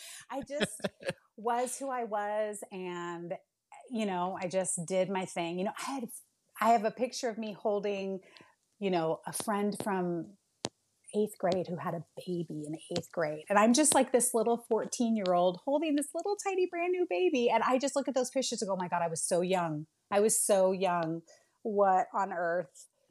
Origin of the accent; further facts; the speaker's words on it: Bay Area of California, United States; moved away; I'm originally from the Bay Area of California.